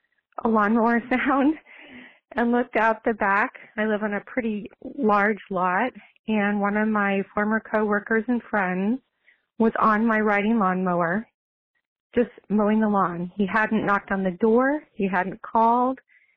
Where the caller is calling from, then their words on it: Oregon, United States; calling from Shoals, Oregon.